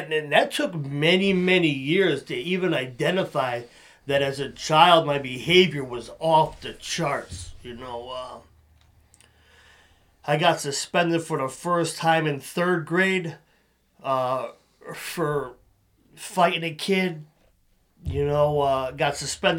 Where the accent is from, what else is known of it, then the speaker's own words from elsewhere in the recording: Waterbury, Connecticut, United States; I'm from Waterbury.